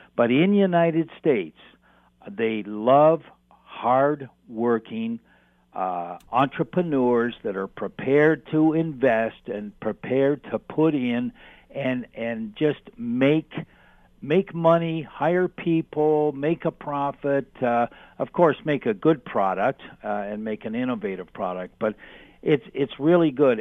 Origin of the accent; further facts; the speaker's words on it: Canada; being Canadian